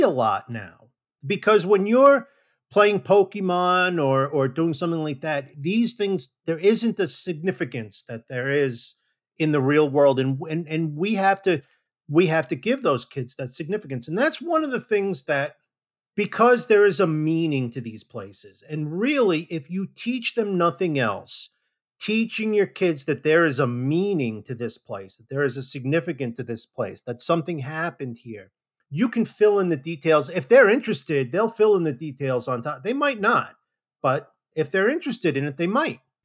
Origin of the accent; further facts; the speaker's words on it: New Jersey, United States; now in Georgia, United States; I grew up in New Jersey